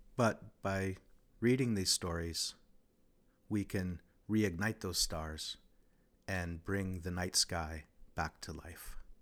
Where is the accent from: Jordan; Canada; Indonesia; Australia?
Canada; Regina, Saskatchewan; I'm from Regina, Askanega-Sestege, the place where the bones are gathered.